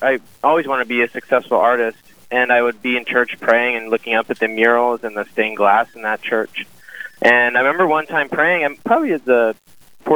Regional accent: Grand Forks, North Dakota, United States; also born or lived in Knoxville, Tennessee; I grew up in Grand Forks, North Dakota

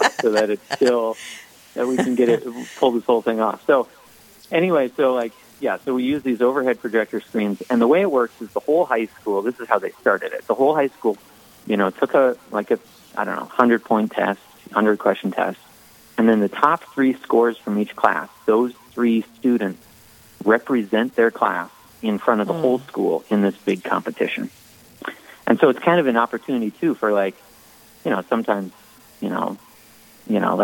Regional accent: Minnesota, United States; now in Minot, United States; I'm from Minnesota

